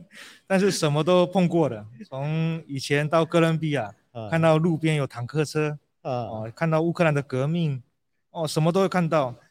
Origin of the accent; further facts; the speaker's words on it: Brazil; moved away as an adult; also born or lived in United States; now in Taiwan; 我在台湾出生，但是从两岁就在巴西住。